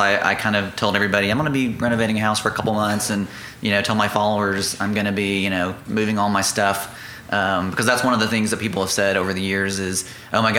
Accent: northeast Mississippi, United States; moved away as an adult; also born or lived in Dallas, Texas; now in Oklahoma, United States; I am a Mississippi native. Mm-hmm. I grew up there in the northeast part of the state

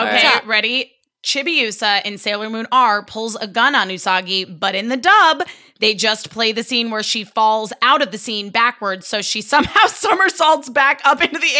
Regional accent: United States; I'm American.

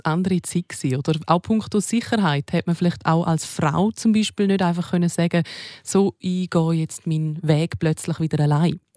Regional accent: Switzerland; hier bei uns in der Schweiz

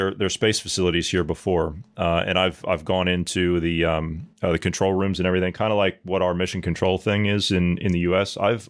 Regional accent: United States

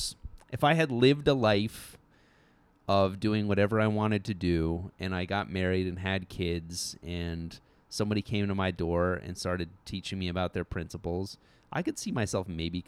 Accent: Ridgefield, Connecticut, United States; I grew up in Connecticut.

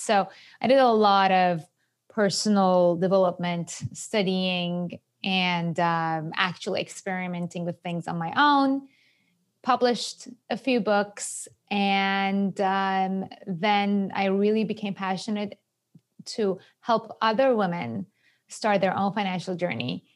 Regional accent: Iran; English is a second language; moved away as an adult; also born or lived in Japan; now in New York, United States; I was born and raised in Iran

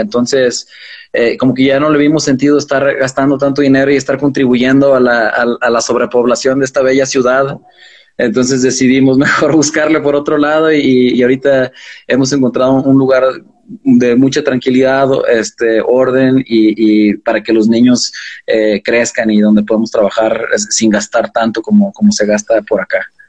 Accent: Fresnillo, Zacatecas, Mexico; moved away; also born or lived in Los Angeles / Mexico City; crecimos en Fresnillo

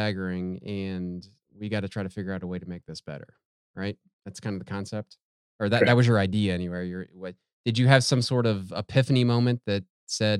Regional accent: Ohio, United States; now in Texas, United States; I'm not a Texan though. I was born in Ohio

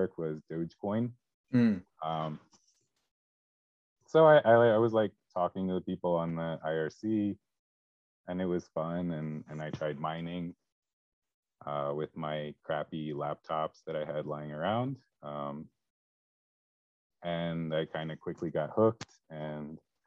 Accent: Delaware, United States; also born or lived in California / Texas; now in Philadelphia suburbs, United States; I'm from Delaware originally, and now I'm back in the region.

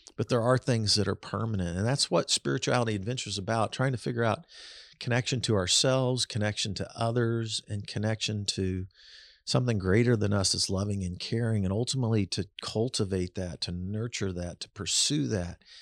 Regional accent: Kansas City, United States; I was growing up in Kansas City in the seventies

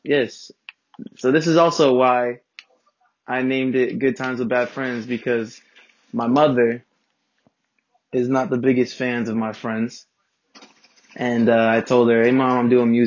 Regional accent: Inland Empire, California, United States; I'm from the Inland Empire. Not really Los Angeles

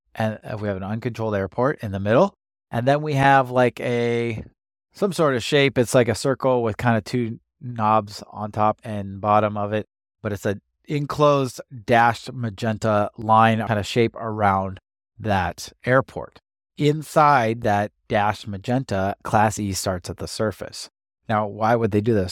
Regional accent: United States; also born or lived in Washington / California; I grew up in Washington and California

